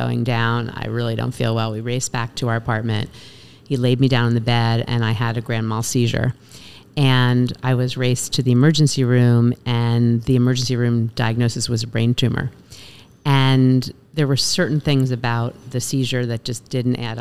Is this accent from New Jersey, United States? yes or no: no; Westchester, New York, United States; now in North Fork, United States; I grew up in Westchester, outside of the city